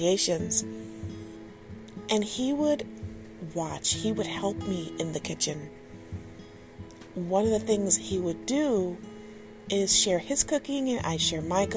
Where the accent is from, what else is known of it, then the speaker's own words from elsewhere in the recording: Detroit, Michigan, United States; yes, I'm from Michigan, yes, I'm from Detroit, and I am from Detroit, born in Hutzel Hospital